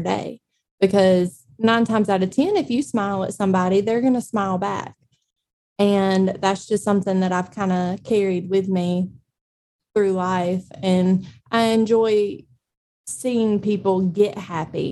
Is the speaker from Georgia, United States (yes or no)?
yes; Eastman, Georgia, United States; also born or lived in Savannah, Georgia; I'm originally from Dodge County here in Eastman